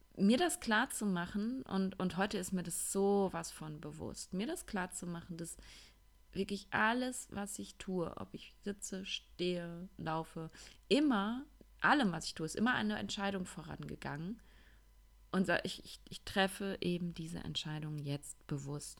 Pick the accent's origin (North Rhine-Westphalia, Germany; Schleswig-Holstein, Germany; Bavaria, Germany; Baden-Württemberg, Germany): North Rhine-Westphalia, Germany; Ruhr area; accent: Ruhrpott-Kodderschnauze; moved away; ich bin ja jetzt einige Wochen im Ruhrpott gewesen, in meiner alten Heimat und ähm, tatsächlich habe ich eben, weil ich dort groß geworden bin, auch so eine ziemliche Ruhrpott-Kodderschnauze